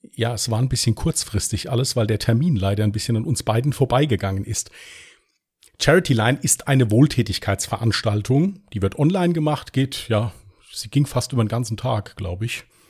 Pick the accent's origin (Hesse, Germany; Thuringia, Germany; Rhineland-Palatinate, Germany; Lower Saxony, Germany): Rhineland-Palatinate, Germany; Westerwald; Bin aus dem Westerwald